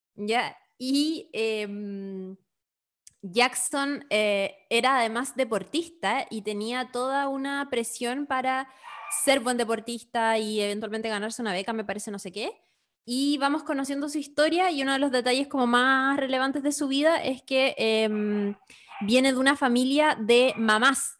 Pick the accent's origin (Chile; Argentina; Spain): Chile; soy chilena de clase media